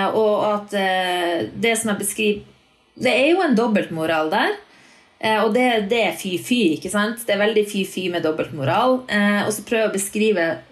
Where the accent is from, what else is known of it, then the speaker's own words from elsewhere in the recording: Northern Norway, Norway; moved away; For meg som nordlending